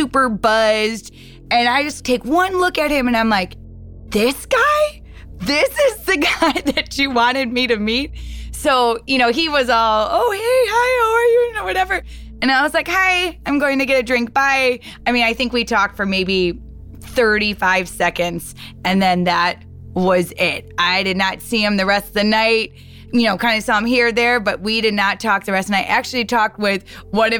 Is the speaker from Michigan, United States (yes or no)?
yes; East Detroit, Michigan, United States; moved away; I'm originally from East Detroit, Michigan